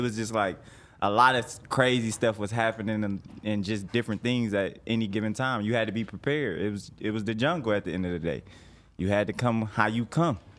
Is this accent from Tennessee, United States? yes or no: no; Detroit, Michigan, United States; moved away as an adult; now in Atlanta, United States; I'm from Detroit originally